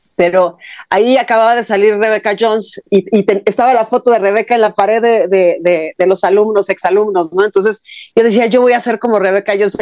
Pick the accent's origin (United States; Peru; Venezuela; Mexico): Mexico; como mexicana